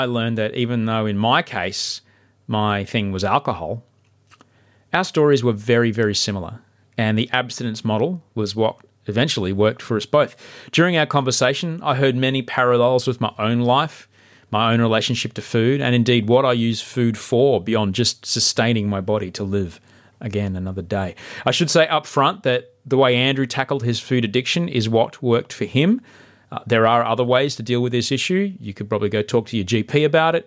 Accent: Brisbane, Queensland, Australia; my hometown of Brisbane

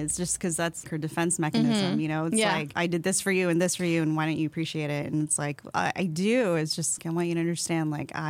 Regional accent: Philippines; I'm Filipino. So like in our culture, we just don't talk about feelings and like you don't question anything that they say.

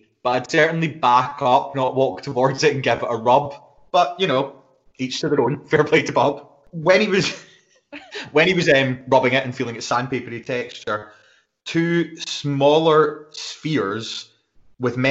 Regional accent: Scotland, United Kingdom; we are both Scottish

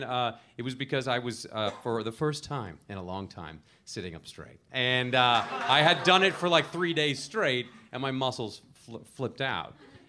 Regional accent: Rome, Lazio, Italy; born there; No, I'm not Italian. But I was born in Rome, thank you.

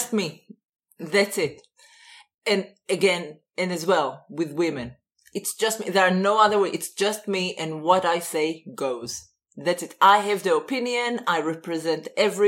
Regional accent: Israel; moved away; I'm Israeli

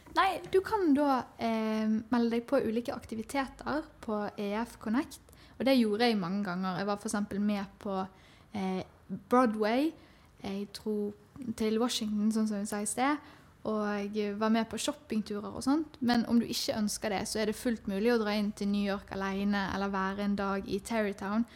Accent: Bergen, Vestland, Norway; Jeg kommer fra Bergen

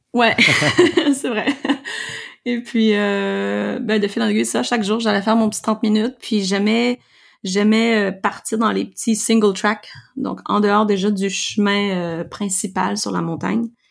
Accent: Quebec, Canada; je suis québécoise, purlaine, canadienne

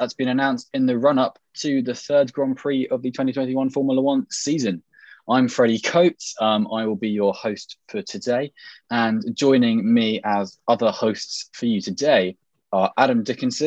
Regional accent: England, United Kingdom; accent: received pronunciation; my received pronunciation accent

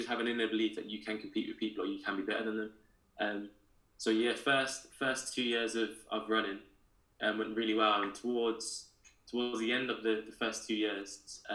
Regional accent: Birmingham, West Midlands, United Kingdom; moved away; I grew up in Birmingham in Handsworth, in the city area. Very different to where I live now, but for me, that's home and always will be.

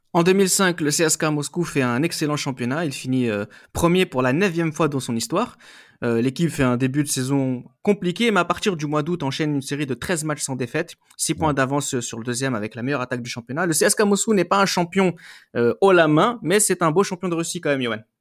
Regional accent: France; en tant que Français

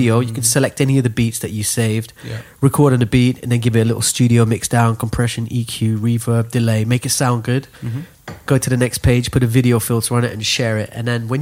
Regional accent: Dubai, United Arab Emirates; moved away; we grew up in Dubai

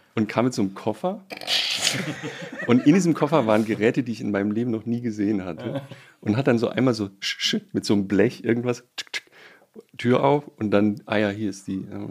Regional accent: Baden-Württemberg, Germany; moved away; als Badener

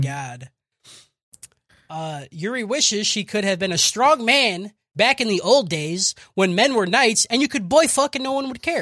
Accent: United States; I'm fucking American

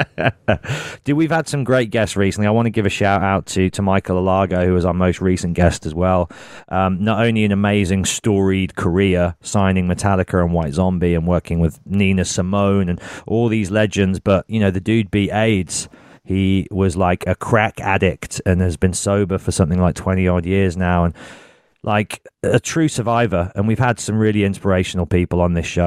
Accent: Birmingham, West Midlands, United Kingdom; I'm from Birmingham

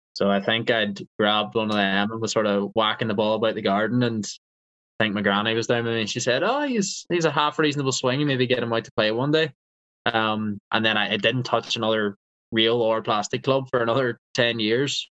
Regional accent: Eglinton, Northern Ireland, United Kingdom; I grew up actually around 40 to 45 minutes away from Castle and those Linksy courses um, in a village called Eglinton.

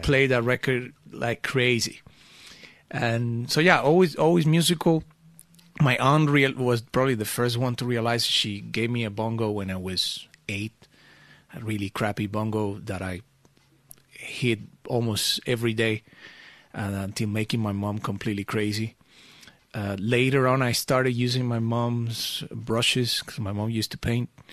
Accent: Venezuela; also born or lived in Portugal (family origin); now in Amsterdam, Netherlands; I grew up in Venezuela

